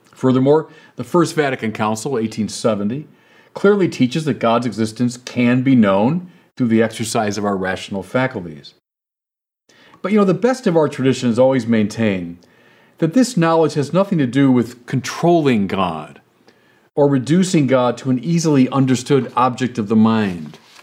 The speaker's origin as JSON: {"language": "English", "town": "Chicago", "region": "Illinois", "country": "United States", "said": "I'm from Chicago"}